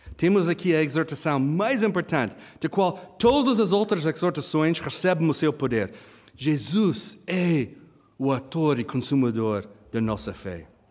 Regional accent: Kenya; moved away; eu e a Hannah, nós crescemos no Quênia, África

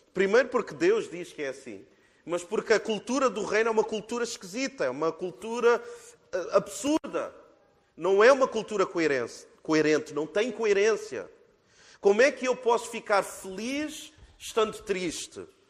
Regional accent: Portugal; nós, como portugueses

